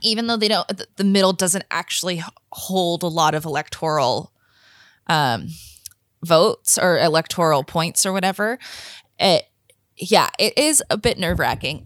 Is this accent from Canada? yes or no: yes; Canada